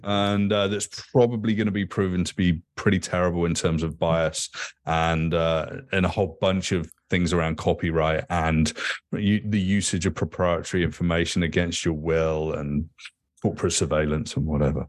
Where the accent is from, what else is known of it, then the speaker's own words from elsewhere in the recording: United Kingdom; I grew up in Thatcher's Britain.